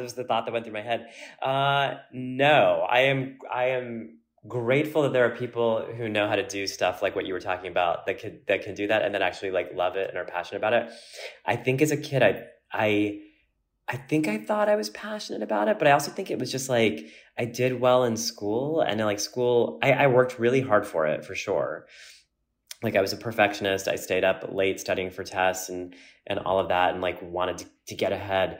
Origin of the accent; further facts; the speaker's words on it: Florida, United States; growing up in Florida